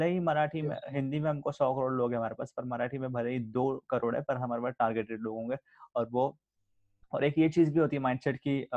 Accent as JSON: {"language": "Hindi", "country": "India", "first_language": "Sindhi", "said": "मैं भी {S0} सिंधी हूँ तो मुझे भी अपनी भाषा में सुन चीजें सुनना देखना ज्यादा पसंद है"}